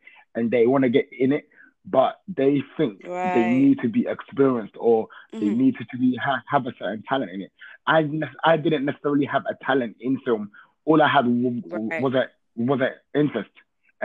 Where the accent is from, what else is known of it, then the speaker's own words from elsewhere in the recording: London, United Kingdom; born and raised in East London, Hackney